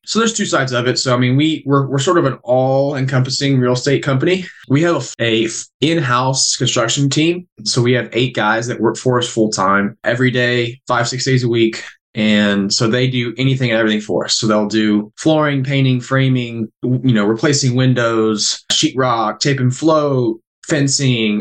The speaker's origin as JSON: {"language": "English", "area": "Burnham", "region": "Texas", "country": "United States", "said": "I am originally from Burnham, Texas."}